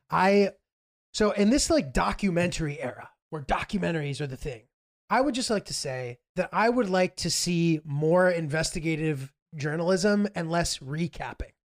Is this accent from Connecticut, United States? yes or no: no; New York, United States; I'm from New York